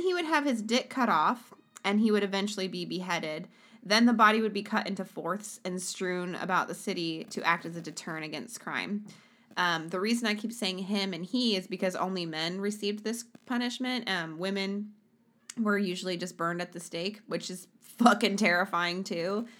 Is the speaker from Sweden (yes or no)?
yes; Sweden; moved away; my home country, Sweden.